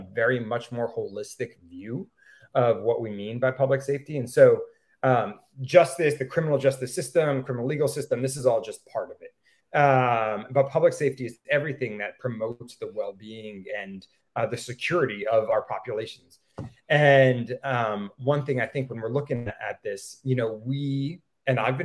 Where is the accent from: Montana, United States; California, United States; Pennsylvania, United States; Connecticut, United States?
Connecticut, United States; Stamford; now in New Haven, United States; I grew up in Stamford, Connecticut